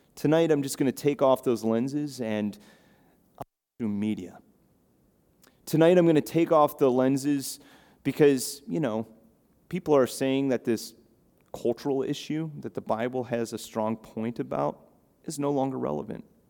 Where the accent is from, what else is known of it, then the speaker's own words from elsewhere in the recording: Chicago, Illinois, United States; now in Cape Cod, United States; I grew up in the Midwest in Chicago